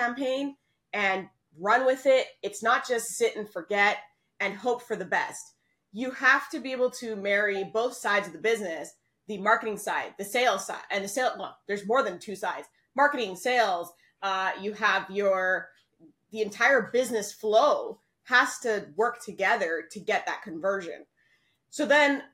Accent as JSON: {"language": "English", "country": "Canada", "moved": "as an adult", "lives_now": "Panama", "said": "I'm from Canada, but my family, my parents, my husband, everyone's from Panama. And I actually moved down to Panama"}